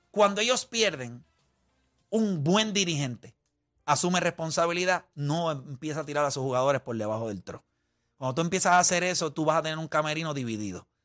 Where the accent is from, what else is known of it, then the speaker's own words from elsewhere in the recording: Fajardo, Puerto Rico; Yo nací en Puerto Rico, me crié en Fajardo, Puerto Rico. Yo soy producto de las categorías menores del baloncesto de Puerto Rico.